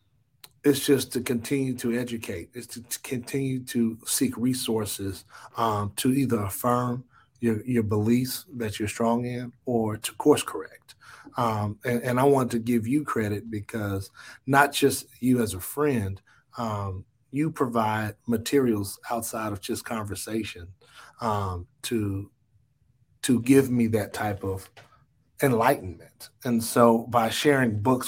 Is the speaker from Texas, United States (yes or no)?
yes; Dallas, Texas, United States; I grew up in the Redbird area. And though we weren't a part of the original city limits, it was just known growing up that that's Oak Cliff